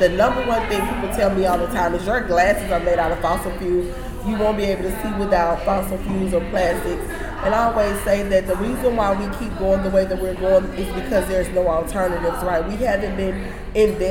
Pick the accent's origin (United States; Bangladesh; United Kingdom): United States; Louisiana; now in Texas, United States; I'm from Louisiana